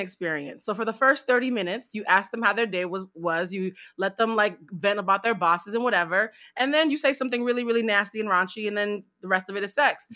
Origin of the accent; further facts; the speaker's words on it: East Coast, United States; I'm from the East Coast.